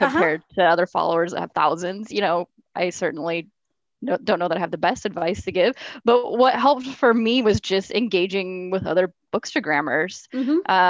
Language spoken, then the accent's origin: English; Oregon, United States; oh, I'm from Oregon. I noticed you're from Oregon too.